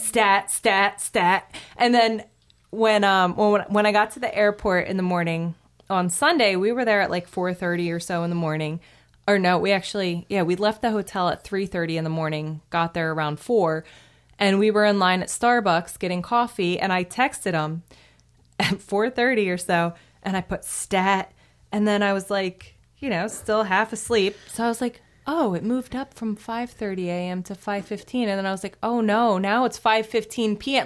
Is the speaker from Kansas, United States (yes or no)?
no; New Jersey, United States; I'm actually from New Jersey